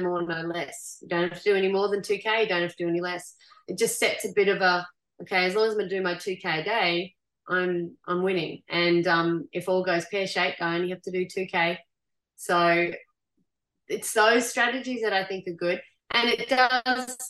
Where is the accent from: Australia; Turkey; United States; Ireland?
Australia; Goondiwindi, Queensland; I grew up at Gundawindi